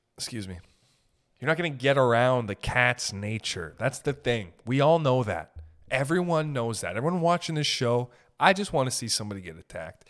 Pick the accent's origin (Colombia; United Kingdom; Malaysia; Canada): Canada; I'm from Canada